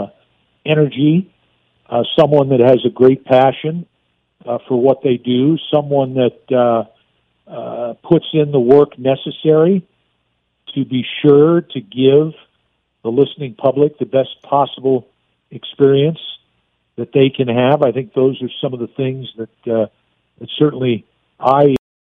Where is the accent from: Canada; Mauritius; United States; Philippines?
United States; Southern California; moved away; Growing up in Southern California